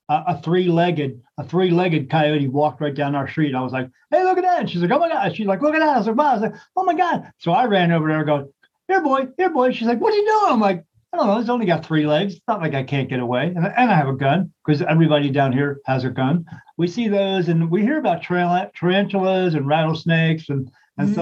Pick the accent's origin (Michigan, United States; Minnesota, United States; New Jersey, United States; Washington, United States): New Jersey, United States; National Park; moved away as an adult; also born or lived in Delaware; I was born and raised in New Jersey, Southern Jersey